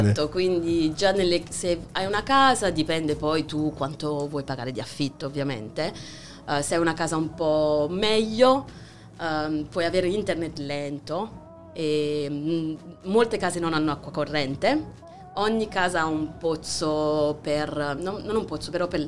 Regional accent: Rio de Janeiro, Brazil; born there; Italian is a second language; papà argentino, mamma francese, eh, incontratisi in Brasile, io nata a Rio, Brasile.

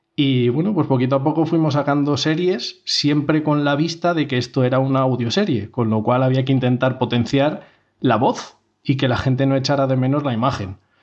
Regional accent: Segovia, Castile and León, Spain; Somos de Segovia los tres miembros fundadores

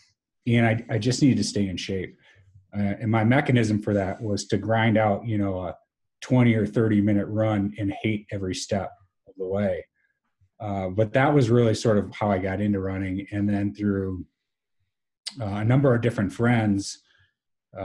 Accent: Wisconsin, United States; Wisconsin and an amazing college, you're right, my hometown

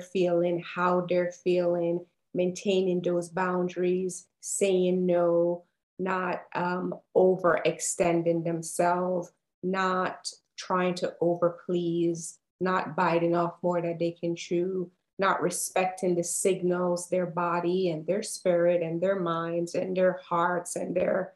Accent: Jamaica; now in Atlanta, United States; I live in Atlanta, Georgia, Jamaican born and raised, but Atlanta is my home and has been for a few years now.

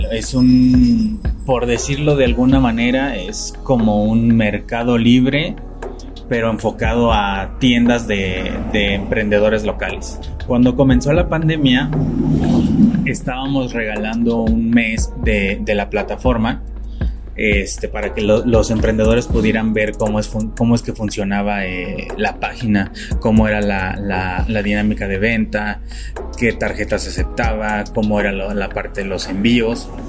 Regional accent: San Luis Potosí, Mexico; Soy casado, tengo 27 años, soy de San Luis Potosí.

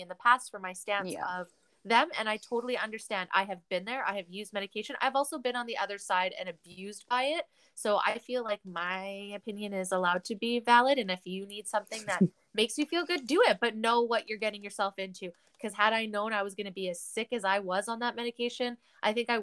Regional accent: Canada; We are three Canadian women on the West Coast

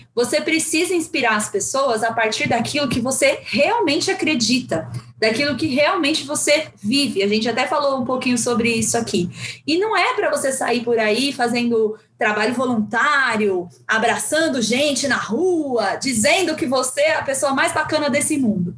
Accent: São Paulo, Brazil; also born or lived in Guarulhos, Brazil; eu sou de uma da periferia de São Paulo. Na verdade, eu nasci no Pimentas, que é lá em Guarulhos. Depois, com os nove anos, eu vim para São Paulo

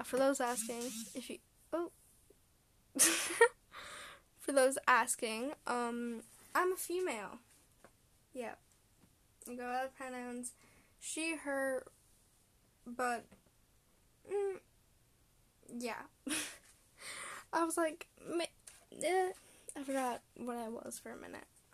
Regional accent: Canada; I'm Canadian. I'm a Canadian middle schooler.

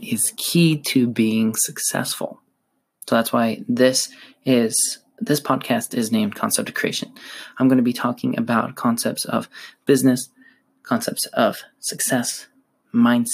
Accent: Utah, United States; I am from Utah, originally from Utah, and I live currently in Utah

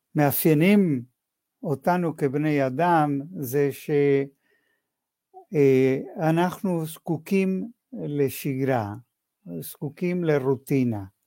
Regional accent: Argentina; moved away as an adult; now in Israel; זהות שלי היו כיהודי בארגנטינה

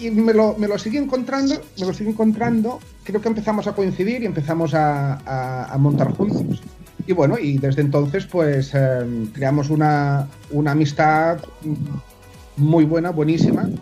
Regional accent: Menorca, Balearic Islands, Spain; aquí en Menorca, yo soy de Menorca también

